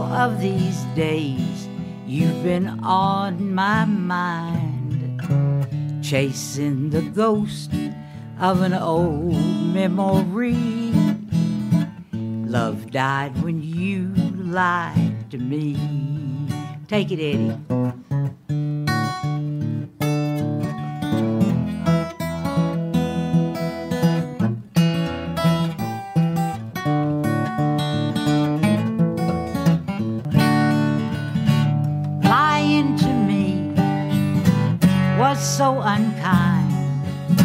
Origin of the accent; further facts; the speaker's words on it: Paris, Tennessee, United States; I was born in Paris, Tennessee, the home of the Eiffel Silo